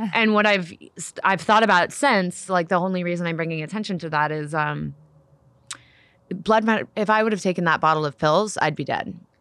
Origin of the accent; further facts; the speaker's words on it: Nashville, Tennessee, United States; I was born in Nashville, Tennessee